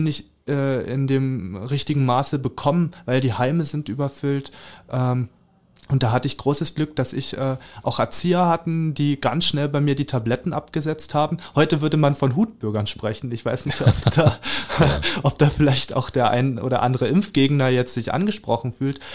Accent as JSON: {"language": "German", "town": "Lübbenau", "region": "Brandenburg", "country": "Germany", "tie": "born or raised there", "lives_now": "Cottbus, Germany", "said": "in Lübbenau im Rathaus mhm. im Spreewald. Da mhm. freue ich mich auch sehr drauf, weil da bin ich ja aufgewachsen ja. im Kinderheim"}